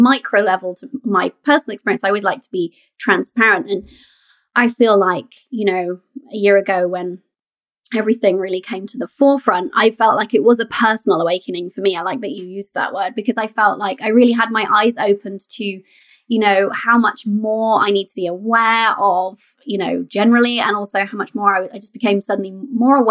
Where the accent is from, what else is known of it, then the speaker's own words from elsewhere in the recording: Canada; now in United Kingdom; I was born in Canada